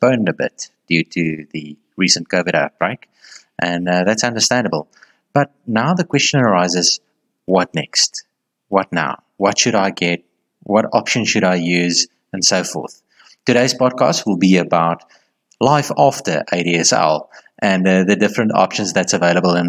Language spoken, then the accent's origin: English; South Africa; as a South African